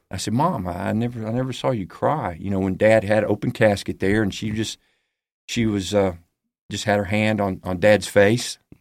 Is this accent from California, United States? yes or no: no; Huntsville, Alabama, United States; also born or lived in Birmingham, Alabama; two months after I was born in Birmingham, we moved to Huntsville, Alabama